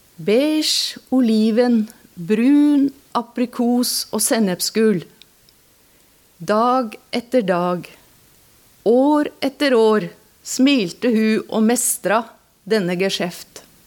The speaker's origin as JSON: {"language": "Norwegian", "town": "Alvdal", "region": "Innlandet", "country": "Norway", "tie": "born or raised there", "moved": "yes", "lives_now": "Asker, Norway", "said": "Jeg bor i Asker, men jeg har vokst opp i Alvdal."}